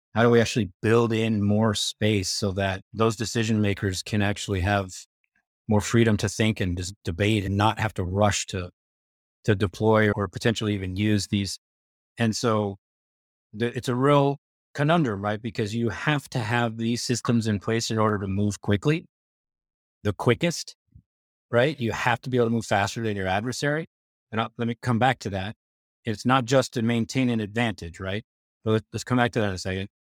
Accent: United States; As an American, as a former Pentagon official, as a former White House official, that is the way we think of it here in the United States

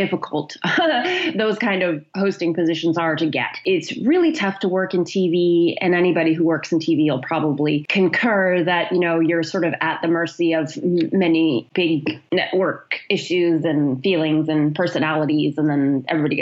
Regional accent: Canada; also born or lived in Chilliwack, British Columbia; being Canadian

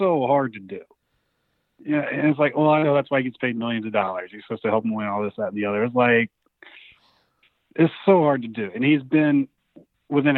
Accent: Greenville, North Carolina, United States; They're my hometown football team

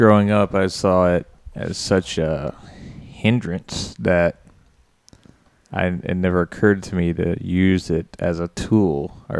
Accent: Mobile, Alabama, United States; From Mobile, Alabama.

